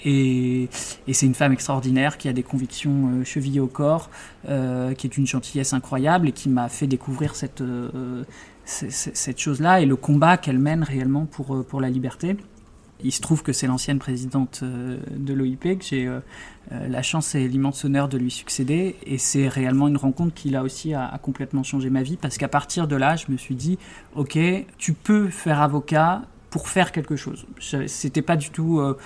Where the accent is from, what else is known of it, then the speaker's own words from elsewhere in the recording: Brest, Brittany, France; moved away as an adult; also born or lived in Bordeaux; j'ai grandi à Brest